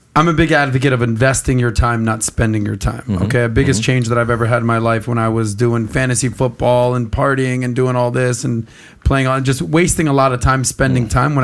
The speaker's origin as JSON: {"language": "English", "town": "South Beach", "region": "Florida", "country": "United States", "tie": "born or raised there", "said": "I grew up in South Beach. I get it."}